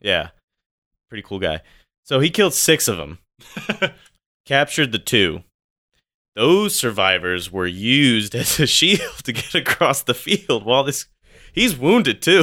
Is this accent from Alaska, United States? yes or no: no; California, United States; now in Washington, United States; I'm from California.